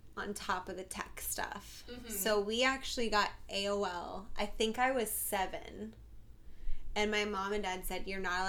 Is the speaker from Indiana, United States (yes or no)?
no; Florida, United States; I grew up in Florida